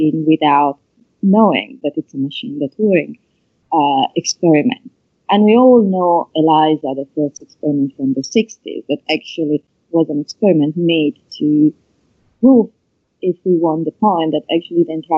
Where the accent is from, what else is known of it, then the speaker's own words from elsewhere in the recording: Italy; accent: Italian; English is a second language; my awkward Italian accent